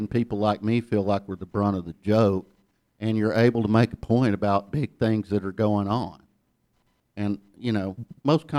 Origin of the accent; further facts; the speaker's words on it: Ellijay, Georgia, United States; accent: Southern; moved away as an adult; also born or lived in New York; I grew up in Ella J, Georgia